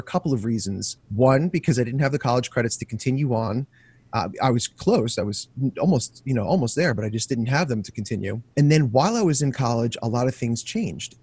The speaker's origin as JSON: {"language": "English", "area": "Long Island", "region": "New York", "country": "United States", "tie": "born or raised there", "said": "I was born and raised in Long Island."}